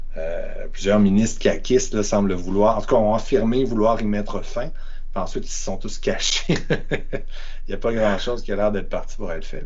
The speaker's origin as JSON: {"language": "French", "town": "Quebec City", "region": "Quebec", "country": "Canada", "said": "je viens de Québec"}